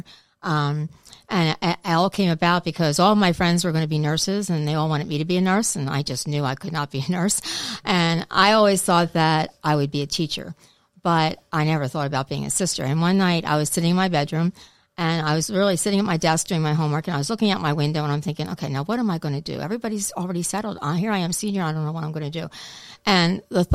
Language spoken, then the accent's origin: English; Philadelphia, Pennsylvania, United States; I'm also from Philadelphia originally